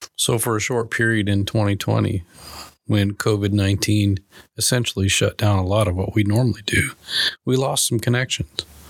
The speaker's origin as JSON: {"language": "English", "region": "Minnesota", "country": "United States", "moved": "yes", "lives_now": "Arkansas, United States", "said": "I'm originally from Minnesota, big Vikings fan"}